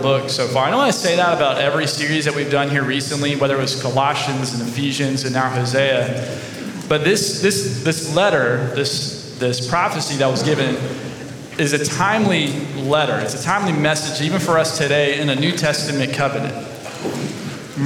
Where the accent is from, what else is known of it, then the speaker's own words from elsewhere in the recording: Georgia, United States; moved away as an adult; now in Columbus, Texas, United States; I'm from Georgia, right? When you're from Georgia, you're not country as in like Texas